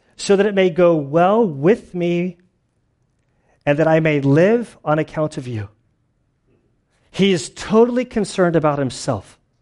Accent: United States; also born or lived in Lacey / Valley Center; I'm an American

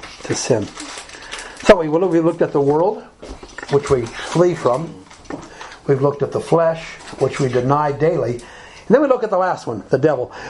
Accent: Alabama, United States; I grew up in Alabama

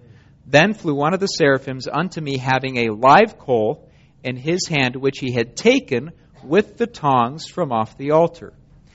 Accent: Germany; 1988, my family and I were living in Germany. I grew up in Germany. My folks are missionaries there.

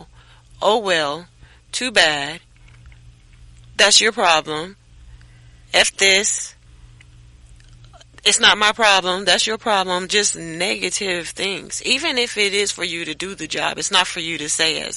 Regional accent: Missouri, United States; also born or lived in South Carolina; now in Las Vegas, United States; I'm from Missouri. I came to Las Vegas from South Carolina

